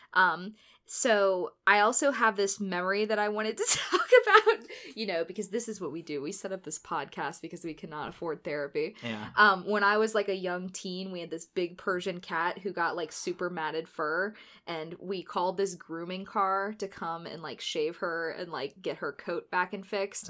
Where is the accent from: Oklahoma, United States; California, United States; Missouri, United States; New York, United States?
Missouri, United States; St. Louis; I am from St. Louis